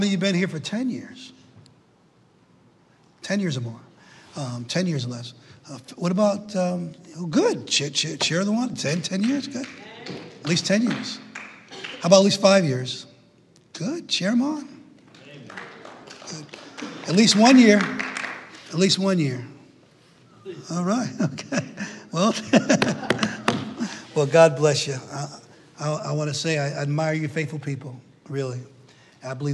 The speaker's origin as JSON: {"language": "English", "town": "New Britain", "region": "Connecticut", "country": "United States", "tie": "born or raised there", "also_born_or_lived": "Knoxville, Tennessee", "moved": "as an adult", "said": "I was born in New Britain, Connecticut"}